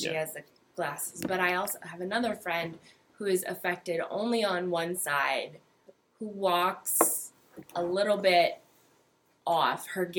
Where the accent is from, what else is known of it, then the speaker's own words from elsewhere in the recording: Fort Wayne, Indiana, United States; moved away as an adult; also born or lived in Charlottesville, Virginia; I am from Indiana, originally Fort Wayne.